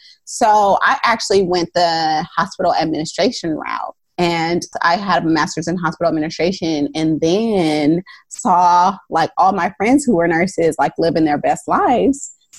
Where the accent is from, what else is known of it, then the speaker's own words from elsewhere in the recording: Oakland, California, United States; I am a labor and delivery nurse of almost 10 years in the San Francisco Bay Area. I'm originally from Oakland.